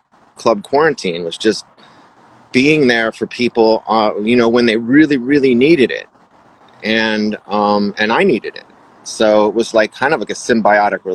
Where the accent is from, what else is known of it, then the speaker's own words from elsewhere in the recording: Connecticut, United States; moved away as an adult; now in Los Angeles, United States; I'm from Connecticut.